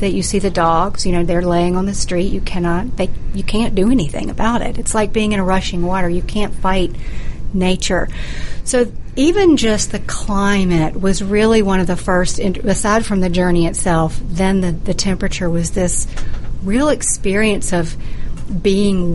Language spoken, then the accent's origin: English; the South, United States; I'm from the South